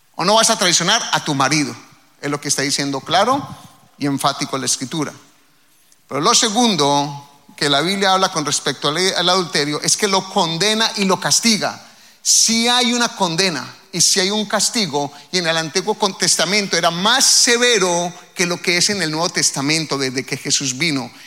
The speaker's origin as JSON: {"language": "Spanish", "country": "Colombia", "moved": "yes", "lives_now": "United States", "said": "al menos de donde yo vengo"}